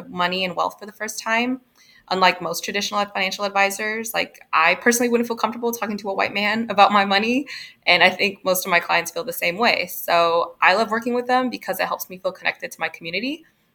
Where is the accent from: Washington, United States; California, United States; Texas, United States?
Texas, United States; Houston; also born or lived in Oregon; I kind of grew up all over Houston and a bunch of different areas. So mostly Houston suburbs and inner city Houston